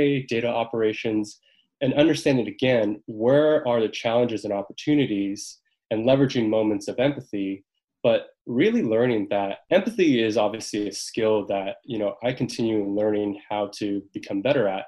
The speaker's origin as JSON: {"language": "English", "region": "Southern California", "country": "United States", "tie": "born or raised there", "also_born_or_lived": "Maine", "said": "growing up in Southern California, son of immigrants from South Korea"}